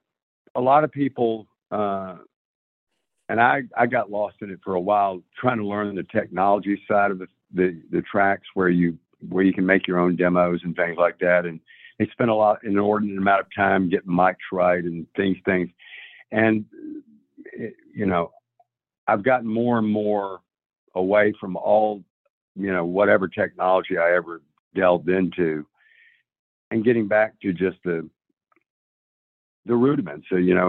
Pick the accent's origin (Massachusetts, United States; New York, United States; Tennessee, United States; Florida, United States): Tennessee, United States; Nashville; I'm from Nashville, Tennessee.